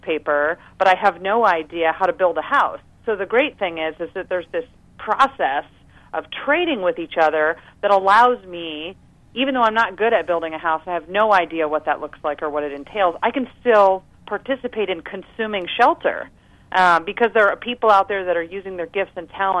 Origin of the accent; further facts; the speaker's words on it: United States; I was born right outside of Washington, D.C.